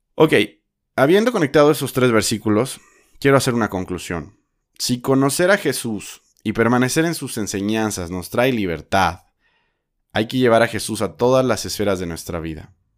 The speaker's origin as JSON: {"language": "Spanish", "country": "Mexico", "also_born_or_lived": "Guadalajara, Jalisco", "said": "soy mexicano"}